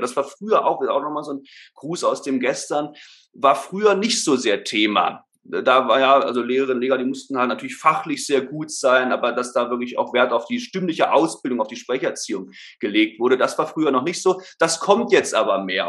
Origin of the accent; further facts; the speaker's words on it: Berlin, Germany; moved away as an adult; now in Stuttgart, Germany; Also geboren, aufgewachsen bin ich ursprünglich in Berlin. Ähm, leben tue ich jetzt, wie gesagt, in Stuttgart.